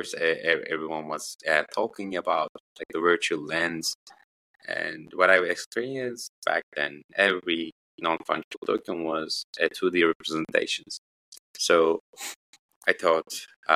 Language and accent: English; northeast Turkey, Turkey; I had to go back to my hometown, which is in the northeast of Turkey.